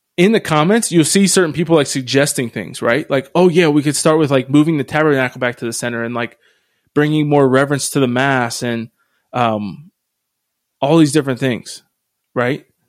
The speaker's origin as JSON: {"language": "English", "town": "Harrisville", "region": "Pennsylvania", "country": "United States", "tie": "born or raised there", "moved": "yes", "said": "where I grew up in Harrisville, Pennsylvania, the diocese is dying"}